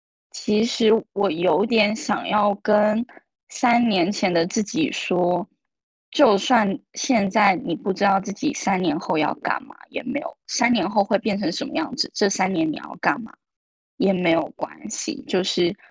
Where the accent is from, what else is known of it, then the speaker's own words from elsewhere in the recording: Taiwan; moved away as an adult; now in Shanghai, China; 因为我是从台湾来大陆工作的嘛，然后我在这里也没有家人，